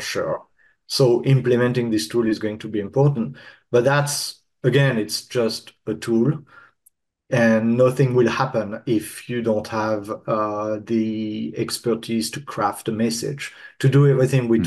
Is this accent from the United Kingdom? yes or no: no; France; I'm French